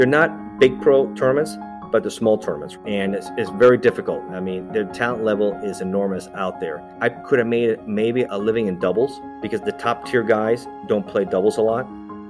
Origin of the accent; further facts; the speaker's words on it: Miami, Florida, United States; So I was raised in Miami, and fortunate enough, they believe in education